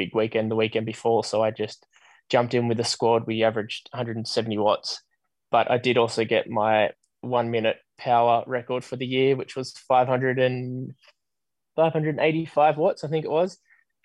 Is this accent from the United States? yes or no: no; Australia; I was being the Aussie amongst a group of Brits.